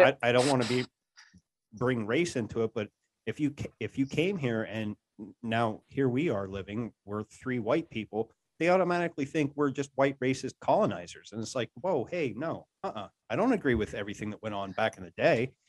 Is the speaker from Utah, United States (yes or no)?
no; Gillette, Wyoming, United States; Gillette, Wyoming.